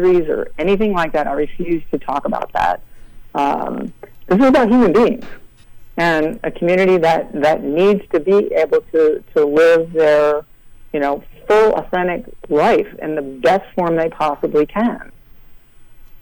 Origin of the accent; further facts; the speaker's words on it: New Castle, Delaware, United States; also born or lived in Philadelphia; I say I'm from Philadelphia, but I grew up in Newcastle, Delaware, which is a tiny, tiny little colonial town on the Delaware River